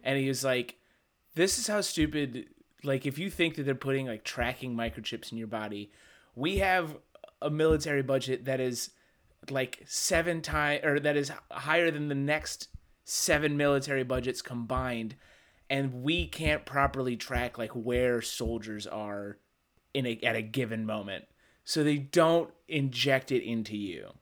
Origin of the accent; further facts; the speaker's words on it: Midwest, United States; being from the Midwest